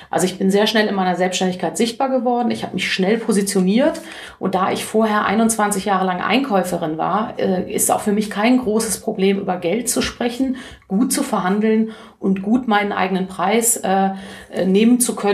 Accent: Cologne, North Rhine-Westphalia, Germany; ich freue mich einfach, äh, als Kölnerin in Köln sprechen zu können

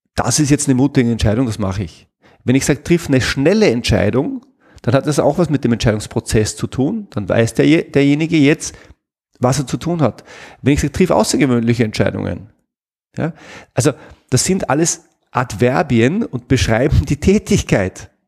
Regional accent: Salzburg, Austria; ich komme aus Salzburg

